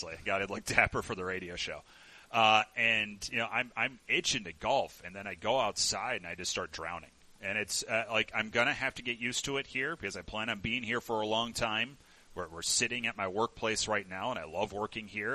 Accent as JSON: {"language": "English", "region": "Illinois", "country": "United States", "moved": "yes", "said": "I'm from Illinois originally"}